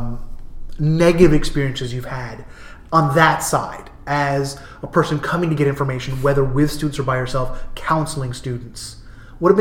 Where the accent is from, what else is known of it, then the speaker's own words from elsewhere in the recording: New Jersey, United States; moved away; also born or lived in New England / California; I'm from New Jersey. I've lived in New England or California for my entire life.